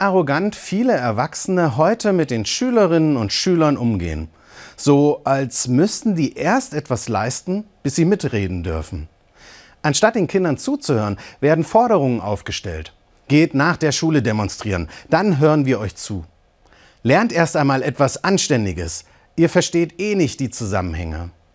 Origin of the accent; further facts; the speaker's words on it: Eisenach, Thuringia, Germany; Da bin ich als Teenager in Eisenach auch auf die Straße.